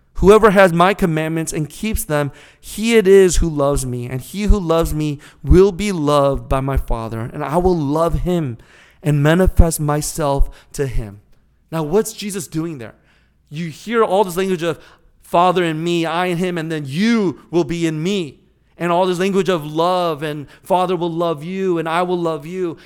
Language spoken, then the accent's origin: English; California, United States; moved away as an adult; now in St. Louis, United States; growing up in California